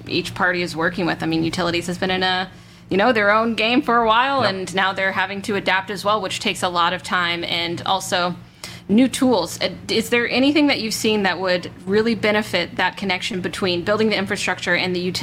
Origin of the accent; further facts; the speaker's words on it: Southeast, United States; I'm from the Southeast as well